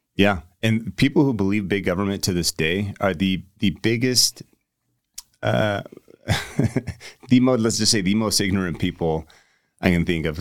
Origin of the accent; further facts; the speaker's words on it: United States; you tell people you're American